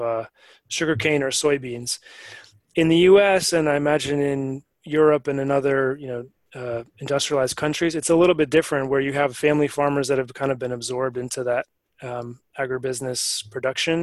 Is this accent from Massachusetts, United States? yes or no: no; Maine, United States; I come from Maine